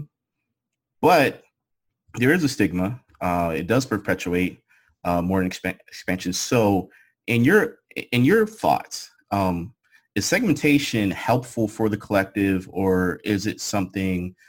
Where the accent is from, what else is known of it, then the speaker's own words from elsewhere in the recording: Pittsburgh, Pennsylvania, United States; moved away; growing up and living in Pennsylvania and growing up in Pittsburgh was, everybody knew it as a steel city